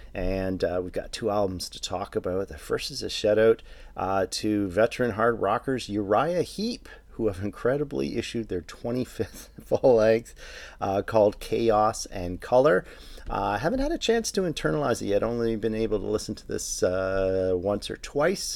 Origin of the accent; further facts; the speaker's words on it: Toronto, Ontario, Canada; my hometown of Toronto